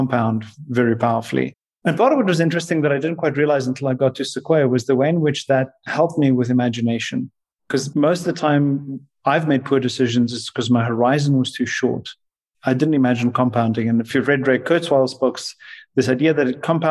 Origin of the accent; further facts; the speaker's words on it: South Africa; my time growing up in South Africa playing rugby